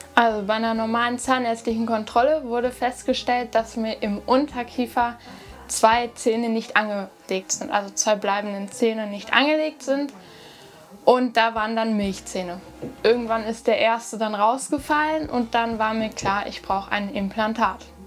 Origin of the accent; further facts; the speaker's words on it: near Höxter, North Rhine-Westphalia, Germany; Ich komme aus Nordrhein-Westfalen, in der Nähe von Höxter